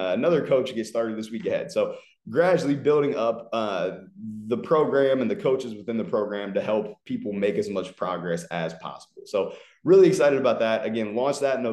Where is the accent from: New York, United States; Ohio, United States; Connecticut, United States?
Ohio, United States; moved away as an adult; also born or lived in Los Angeles / Philadelphia; now in Fort Lauderdale, United States; I'm originally from Ohio. I lived there for the first 24 years of life, and then I moved to Los Angeles in February of 2019